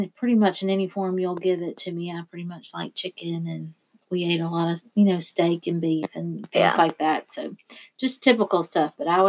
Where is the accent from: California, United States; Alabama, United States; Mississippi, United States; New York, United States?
Mississippi, United States; Gulfport; I grew up on the Mississippi Gulf Coast in a city called Gulfport, Mississippi. And that is my hometown. That's where I was born and raised. And we lived in a little community called East Park.